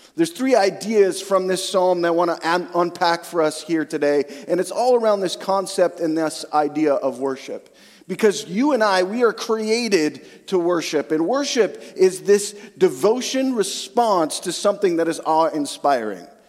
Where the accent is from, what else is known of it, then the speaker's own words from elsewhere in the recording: Western Canada, Canada; also born or lived in central Alberta; now in Eastern/central Canada; I grew up in Western Canada